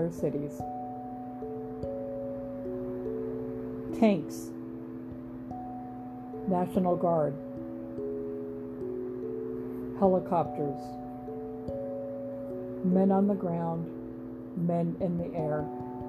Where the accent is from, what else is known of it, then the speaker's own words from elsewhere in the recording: Nebraska, United States; now in Huntsville, United States; I'm originally from Nebraska. My home state of Nebraska